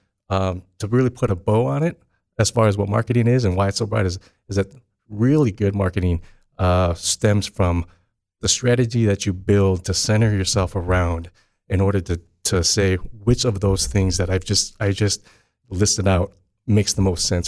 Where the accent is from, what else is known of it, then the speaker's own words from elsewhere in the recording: East Lansing, Michigan, United States; also born or lived in Chicago; So I grew up in East Lansing. I'm proud to be an East Lansing kid.